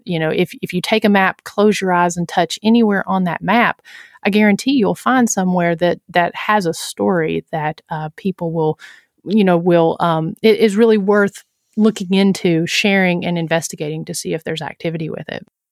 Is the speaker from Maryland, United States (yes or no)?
no; Huntsville, Tennessee, United States; my hometown of Huntsville, Tennessee.